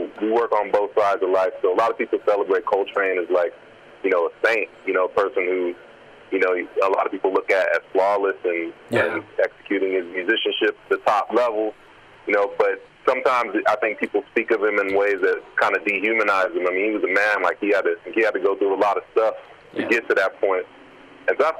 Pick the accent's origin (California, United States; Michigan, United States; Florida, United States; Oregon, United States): California, United States; moved away as an adult; also born or lived in New York; now in Melbourne, Australia; I grew up in California